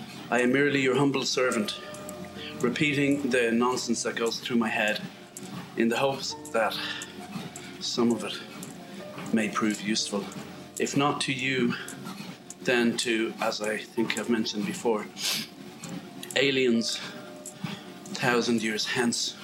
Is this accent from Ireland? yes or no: yes; west of Ireland, Ireland; moved away; When I grew up in Ireland, it was all rectangular bales of hay